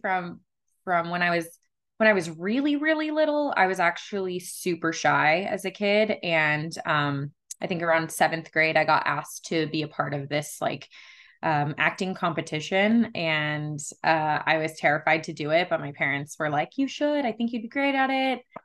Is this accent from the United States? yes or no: yes; Las Vegas, Nevada, United States; I was born and raised here in Las Vegas